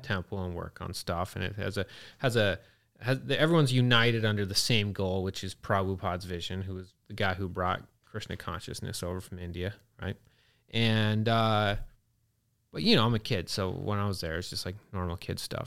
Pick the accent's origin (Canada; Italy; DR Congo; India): Canada; also born or lived in Pennsylvania, United States; I grew up in Canada. I was born in Pennsylvania on an Amish farm